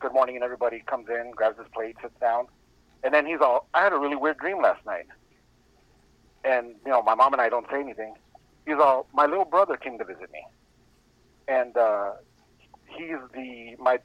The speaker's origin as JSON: {"language": "English", "town": "Escondido", "region": "California", "country": "United States", "tie": "born or raised there", "said": "I grew up in Escondido, California, tiny little town out here in San Diego"}